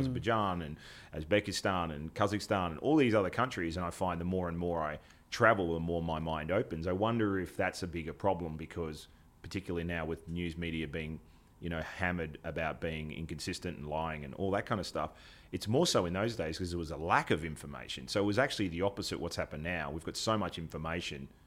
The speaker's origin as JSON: {"language": "English", "country": "Australia", "said": "as an Australian"}